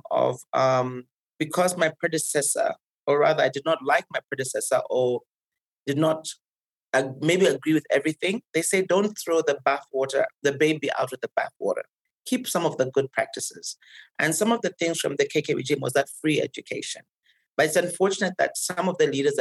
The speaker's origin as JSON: {"language": "English", "country": "Zambia", "tie": "born or raised there", "moved": "yes", "lives_now": "Nairobi, Kenya"}